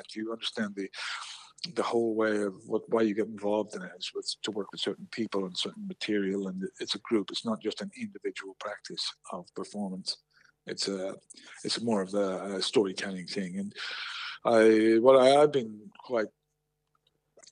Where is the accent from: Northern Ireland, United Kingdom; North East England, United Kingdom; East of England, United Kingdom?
Northern Ireland, United Kingdom; Belfast; I'm from Belfast.